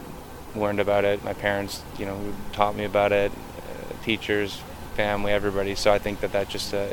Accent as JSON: {"language": "English", "town": "Toronto", "region": "Ontario", "country": "Canada", "tie": "born or raised there", "moved": "as an adult", "lives_now": "Edmonton, Canada", "said": "growing up in the Jewish community and being in Toronto, having roots here"}